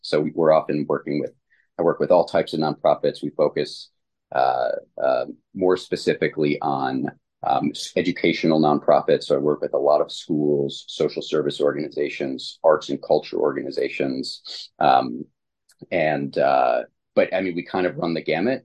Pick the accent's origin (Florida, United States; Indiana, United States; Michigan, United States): Michigan, United States; Ann Arbor; I was born and raised in the Ann Arbor, Ypsilanti area